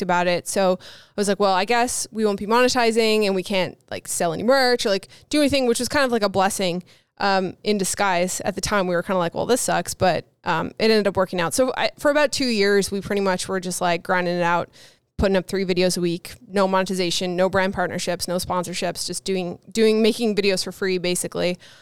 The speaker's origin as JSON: {"language": "English", "region": "Newfoundland and Labrador", "country": "Canada", "said": "I said I was from Canada, but I'm from the East Coast of Canada, Newfoundland"}